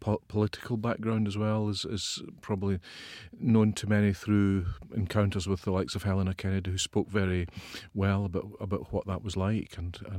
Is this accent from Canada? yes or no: no; Ayrshire, Scotland, United Kingdom; I'm from the west of Scotland.